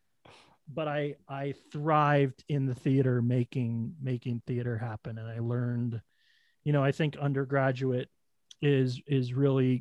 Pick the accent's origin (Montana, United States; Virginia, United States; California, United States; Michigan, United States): Montana, United States; Billings; moved away as an adult; also born or lived in Sheridan, Wyoming; now in Denver, United States; I grew up in Sheridan, Wyoming, in Billings, Montana